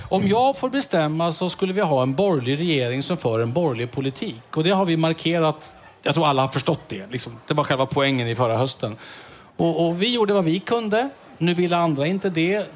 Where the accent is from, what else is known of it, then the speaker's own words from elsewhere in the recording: Strängnäs, Södermanland, Sweden; min hemstad Strängnäs